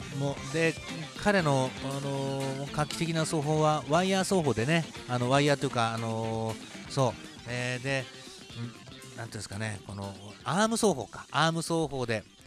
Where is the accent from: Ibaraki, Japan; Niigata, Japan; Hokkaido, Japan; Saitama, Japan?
Niigata, Japan; 新潟市で生まれ